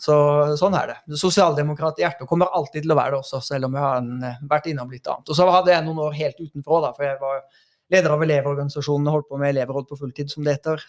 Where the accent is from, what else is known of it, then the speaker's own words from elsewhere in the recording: Oslo, Norway; also born or lived in Haugesund; jeg er jo fra Haugesund, og så er jeg øh, eh, vokst opp i Oslo